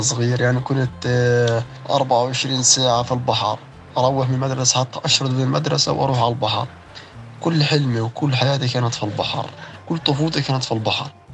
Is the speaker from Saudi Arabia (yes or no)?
no; Gaza, Gaza Strip, Palestine; انولدت في غزة